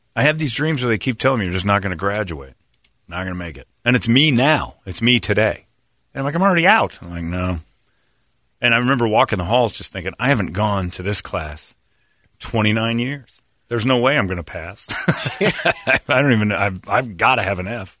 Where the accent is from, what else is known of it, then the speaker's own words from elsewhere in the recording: Indiana, United States; moved away; Originally, I'm from Indiana